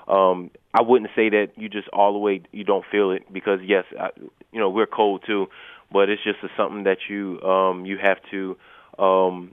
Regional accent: Baltimore, Maryland, United States; my house in Baltimore, because I'm from Baltimore

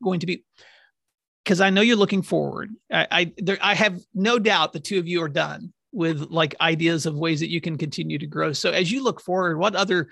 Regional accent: Oklahoma, United States; my home state of Oklahoma

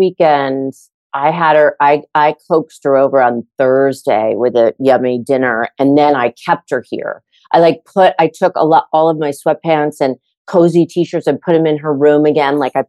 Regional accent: New York, United States; moved away; I'm from New York.

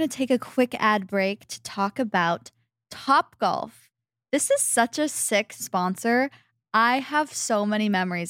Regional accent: Arizona, United States; Like, you know, we came from Arizona, so it's nice to have a cool activity to keep us occupied.

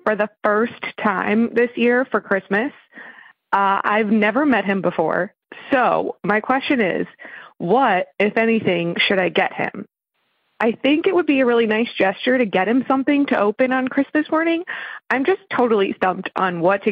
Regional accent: New York, United States; We're from New York

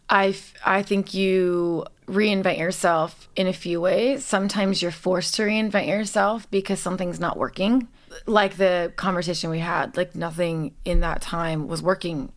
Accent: Los Angeles, California, United States; I'm born and raised in Los Angeles

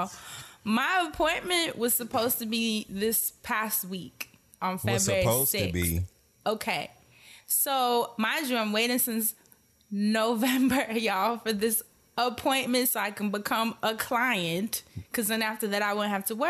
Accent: New York, United States; moved away as an adult; now in Portland, United States; I come from New York

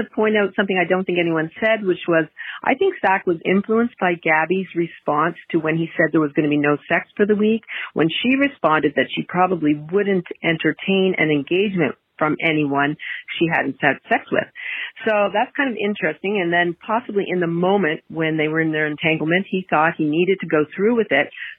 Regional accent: Eastern Canada, Canada; also born or lived in Florida (winters); calling from Florida, where I live in the winter. I'm from Eastern Canada.

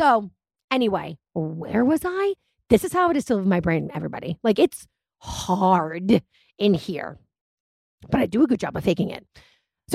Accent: United States; I guess I am an American.

